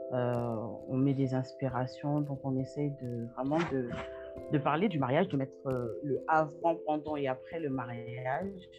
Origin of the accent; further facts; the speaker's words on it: Paris, Île-de-France, France; moved away as an adult; now in Canada; je suis née, grandie en Europe